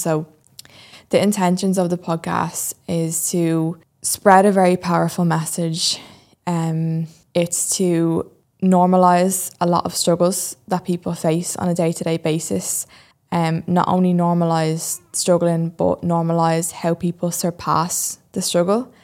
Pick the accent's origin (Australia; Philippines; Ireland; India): Ireland; Dublin, Leinster; I'm twenty-three and I'm from Dublin